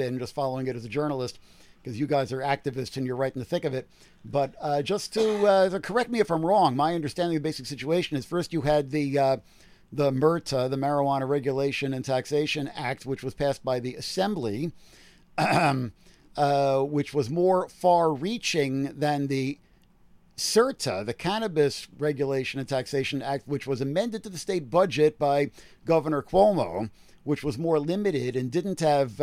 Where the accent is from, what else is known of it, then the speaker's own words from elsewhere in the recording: New York City, New York, United States; also born or lived in East Village, New York City; I grew up in Jackson Heights